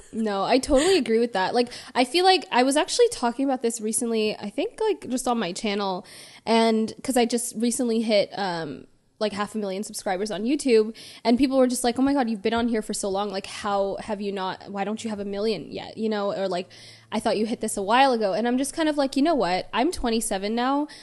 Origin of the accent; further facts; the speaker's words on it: Toronto, Ontario, Canada; moved away as an adult; now in Los Angeles, United States; born and raised in Toronto. I moved here, like, four years ago